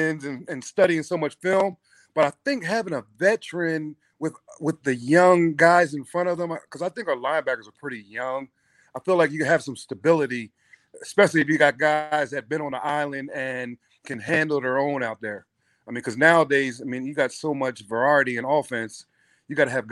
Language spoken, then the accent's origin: English; Pottstown, Pennsylvania, United States; I grew up in Pottstown